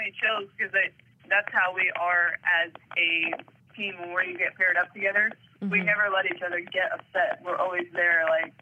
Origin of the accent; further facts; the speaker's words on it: United States; being an American.